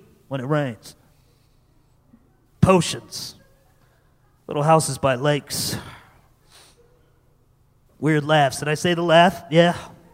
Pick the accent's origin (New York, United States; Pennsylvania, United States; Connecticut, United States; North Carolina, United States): Connecticut, United States; I grew up in Connecticut